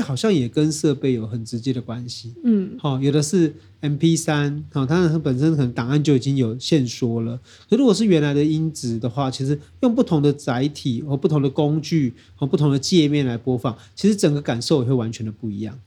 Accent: Taiwan; 我们台湾人的前辈

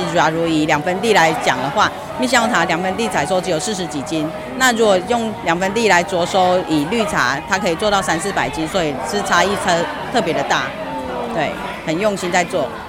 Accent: Nantou County, Taiwan; moved away as an adult; now in Tongluo, Taiwan; 所以我是从南投嫁到这客家庄

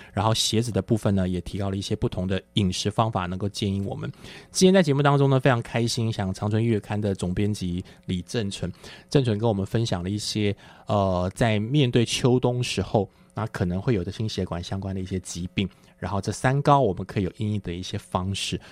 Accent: Taiwan; 在我们台湾人来讲

